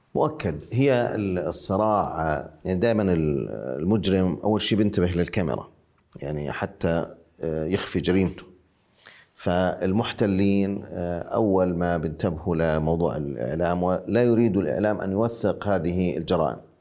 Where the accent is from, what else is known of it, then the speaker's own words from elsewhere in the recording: Ma'an, Ma'an Governorate, Jordan; now in Amman, Jordan; أنا الآن أتحدث من عمان آه، وأنا من معان